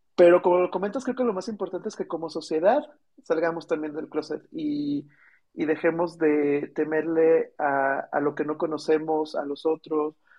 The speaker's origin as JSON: {"language": "Spanish", "town": "Celaya", "region": "Guanajuato", "country": "Mexico", "also_born_or_lived": "Querétaro / Mexico City", "moved": "yes", "said": "Yo soy de Celaya, Guanajuato"}